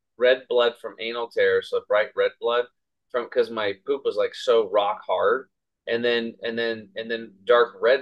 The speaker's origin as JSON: {"language": "English", "region": "Eastern Oregon", "country": "United States", "tie": "born or raised there", "said": "I grew up over here in Eastern Oregon on a small cattle and hay farm"}